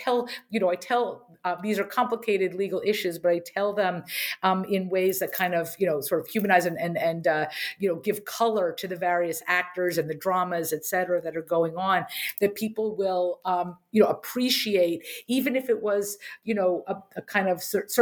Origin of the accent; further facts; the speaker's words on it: Harrisburg, Pennsylvania, United States; I grew up in Harrisburg, Pennsylvania